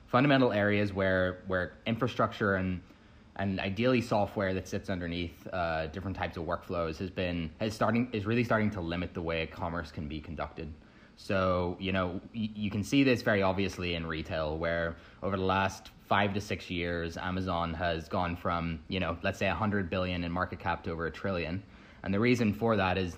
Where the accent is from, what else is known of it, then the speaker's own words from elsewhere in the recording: Northern Ireland, United Kingdom; moved away as an adult; also born or lived in United States; I grew up in Northern Ireland originally, moved over to the States to attend Harvard.